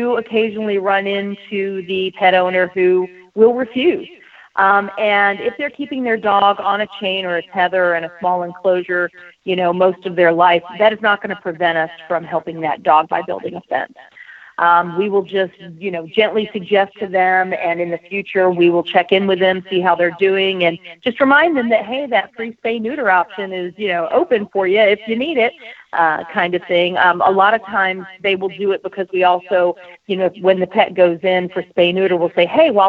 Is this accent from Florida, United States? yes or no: yes; Florida, United States; now in Oregon, United States; I actually am a Florida girl by birth. I was raised in Florida.